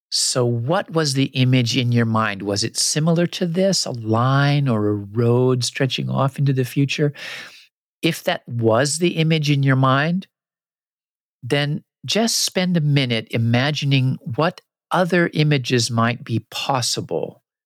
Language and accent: English; United States; also born or lived in Japan; what I grew up with in the US